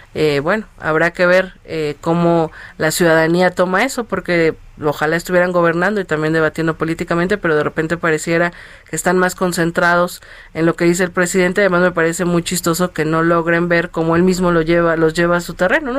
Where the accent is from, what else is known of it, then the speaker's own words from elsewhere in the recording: Mexico City, Mexico; yo soy de Iztacalco